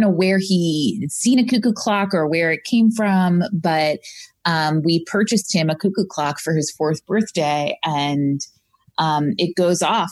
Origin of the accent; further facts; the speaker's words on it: Long Island, New York, United States; now in California, United States; Originally from Long Island